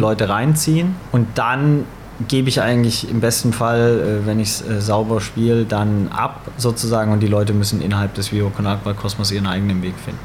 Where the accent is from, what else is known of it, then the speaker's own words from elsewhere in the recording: Swabia, Baden-Württemberg, Germany; moved away as an adult; also born or lived in Nottingham; now in Hamburg, Germany; ich komme aus dem Schwabenländler, aber bin sozialisiert auf St. Pauli